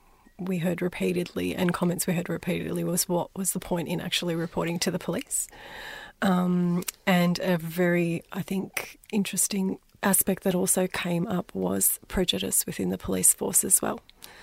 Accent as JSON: {"language": "English", "country": "North Macedonia", "said": "or I'm from Macedonia, growing up I was called a wog."}